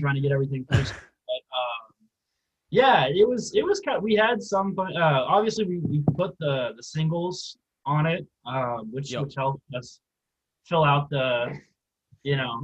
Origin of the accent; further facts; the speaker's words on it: Missouri, United States; just outside of Kansas City, Missouri